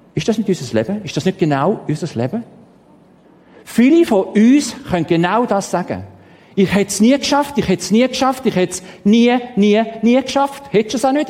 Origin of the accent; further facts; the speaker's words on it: Stein, St. Gallen, Switzerland; Ich bin in Stein im Toggenburg aufgewachsen